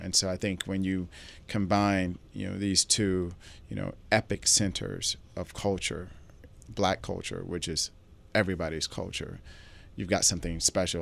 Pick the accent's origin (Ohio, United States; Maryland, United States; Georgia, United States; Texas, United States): Georgia, United States; Atlanta; also born or lived in New York; I grew up in Southwest Atlanta